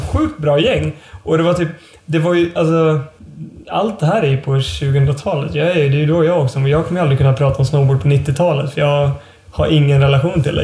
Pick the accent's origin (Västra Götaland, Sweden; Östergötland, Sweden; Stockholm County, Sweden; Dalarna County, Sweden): Dalarna County, Sweden; Leksand; also born or lived in Åre; now in Umeå, Sweden; jag är uppvuxen i Laknäs. En ännu mindre by. Som ligger då en mil utanför Leksand.